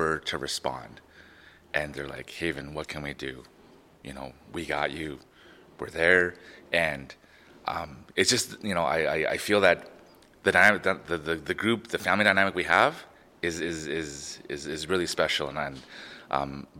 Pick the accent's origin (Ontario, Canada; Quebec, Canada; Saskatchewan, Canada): Saskatchewan, Canada; Prince Albert; Growing up in Prince Albert, first-generation Canadian